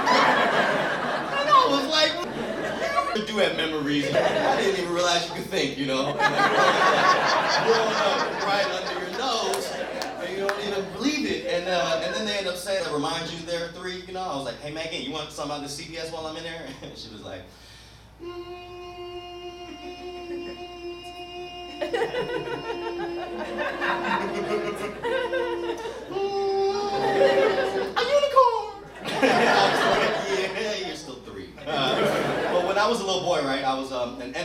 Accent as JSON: {"language": "English", "region": "the South", "country": "United States", "tie": "born or raised there", "said": "growing up in the South"}